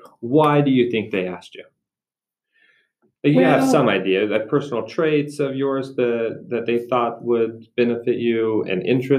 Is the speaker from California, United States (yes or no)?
no; Malad City, Idaho, United States; Preston, Idaho. Mm-hmm. I was raised in Malat, so just mm-hmm. over the mountain there in Oneida County.